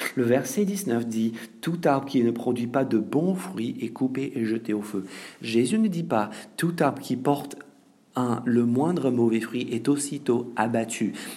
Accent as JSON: {"language": "French", "country": "France", "said": "en tant que Français"}